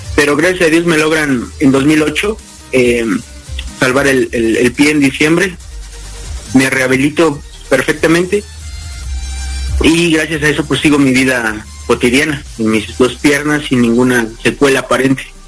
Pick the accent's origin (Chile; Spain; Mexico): Mexico; Mexico City; soy originario de la Ciudad de México actualmente radico en la misma